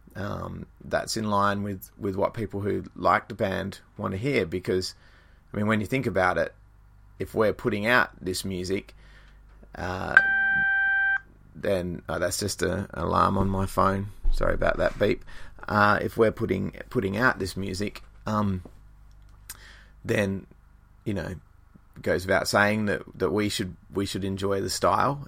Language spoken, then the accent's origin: English; Australia; ourselves being an Australian band